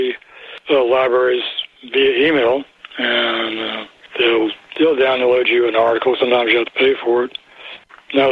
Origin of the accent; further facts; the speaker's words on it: North Carolina, United States; accent: North Carolina; my North Carolina accent